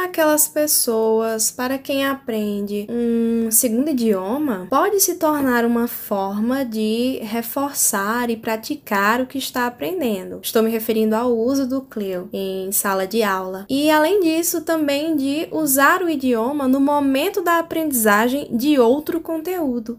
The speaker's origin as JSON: {"language": "Portuguese", "country": "Brazil", "first_language": "Portuguese"}